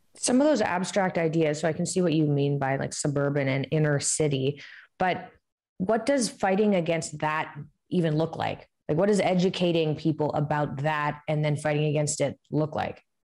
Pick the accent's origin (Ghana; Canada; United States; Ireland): Canada; growing up in Canada